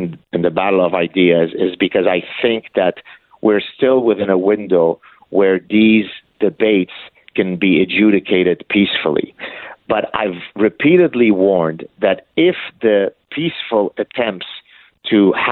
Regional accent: Canada; I'm a Canadian.

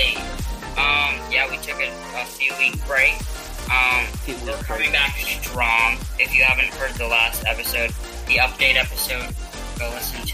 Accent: New England, United States; we're from New England

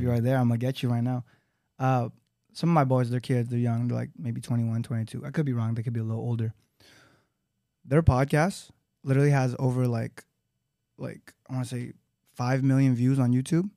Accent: Los Angeles, California, United States; I grew up in Los Angeles, California

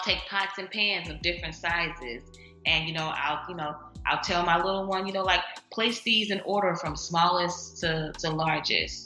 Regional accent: St. Louis, Missouri, United States; moved away as an adult; now in Dallas, United States; I'm stationed in Dallas right now, but I'm from St. Louis

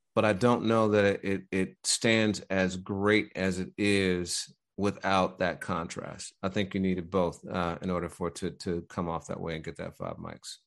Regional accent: Midwest, United States; I'm from the Midwest

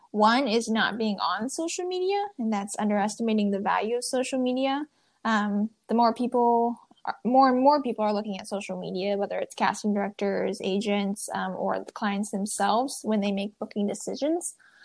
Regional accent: Midwest, United States; I would say I'm a Midwesterner. Who's been describing one of six kids who all grew up homeschooled on a farm.

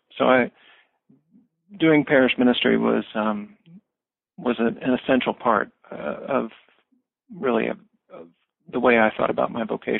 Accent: Springfield, Missouri, United States; I grew up in a small city in southwest Missouri in the Ozarks. I grew up in Springfield.

